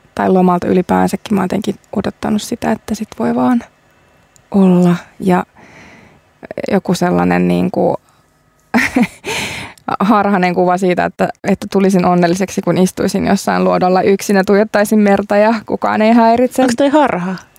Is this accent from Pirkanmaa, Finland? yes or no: yes; Tampere, Pirkanmaa, Finland; now in Helsinki, Finland; mistä olen kotoisin, eli Tampereelta, sisämaasta